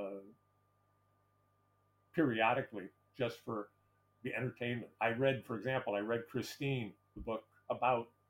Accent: Detroit, Michigan, United States; my hometown of Detroit

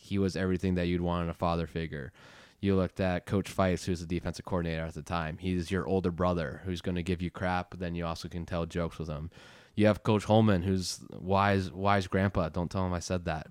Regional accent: Boston, Massachusetts, United States; also born or lived in California / London / Prague, Czech Republic; I was born in California when I was six. I moved to London for one year, then Prague, Czech Republic for two and a half years before moving back to Boston in the middle of fourth grade

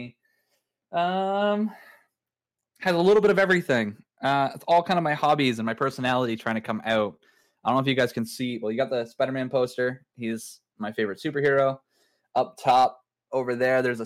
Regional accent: Canada; I'm a Canadian, age 32.

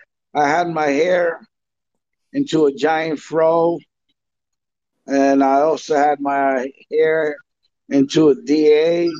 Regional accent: New York City, New York, United States; English is a second language; also born or lived in Dominican Republic; I grew up in the Bronx. I came to the States in 1967, and I learned my English from school in the streets.

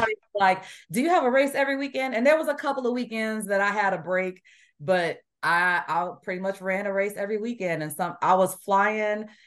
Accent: Chicago, Illinois, United States; moved away as an adult; also born or lived in Washington State / Bamberg, Germany; now in Indiana, United States; When I grew up in Illinois, I did not like the snow

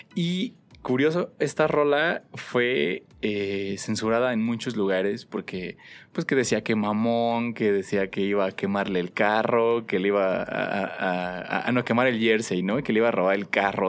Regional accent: Mexico; cómo somos los mexicanos

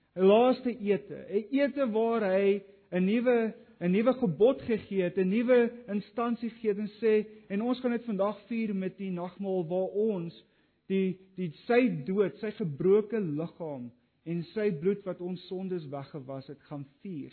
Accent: Kriel, Mpumalanga, South Africa; Ek het op Kriel groot geword

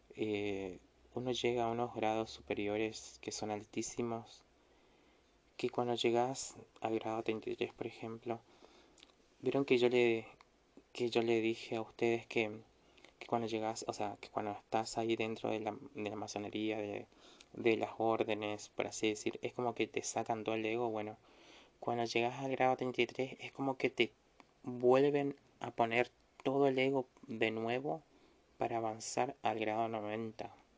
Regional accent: Misiones, Argentina; acá en Misiones en mi ciudad natal

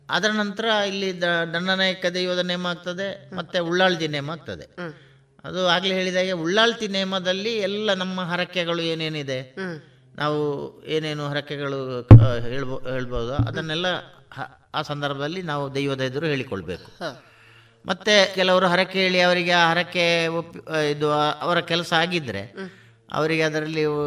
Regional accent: Balnad, Karnataka, India; ನಾನು ಬಲ್ನಾಡ್ನವನು

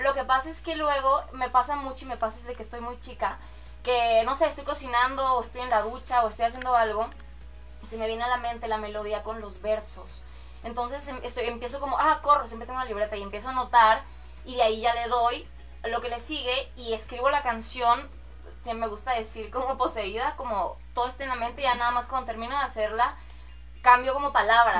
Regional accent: Ciudad Obregón, Sonora, Mexico; moved away as an adult; now in Mexico City, Mexico; soy de Obregón, Sonora, orgullosamente sonorense

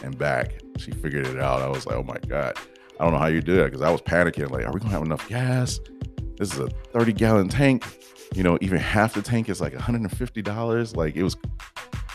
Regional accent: Detroit, Michigan, United States; born in Detroit, Michigan. Yes. I don't know if everybody knew that. I say I'm from Detroit.

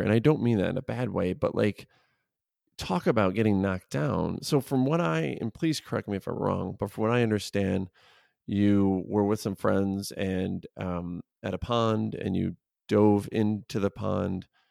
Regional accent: suburbs of Chicago, Illinois, United States; I'm from the Chicago area, so I grew up in the suburbs of Chicago, I live in the city of Chicago

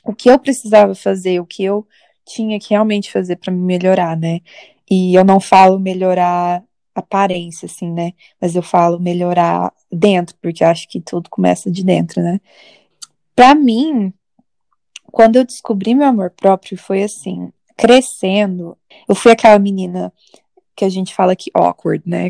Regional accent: Minas Gerais, Brazil; moved away as an adult; now in New York, United States; eu sou mineira de nascença e nova-iorquina de aborrecência

